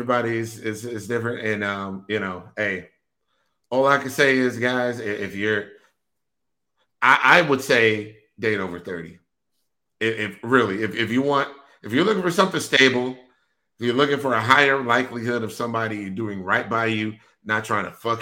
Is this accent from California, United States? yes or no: no; Wisconsin, United States; I'm from Wisconsin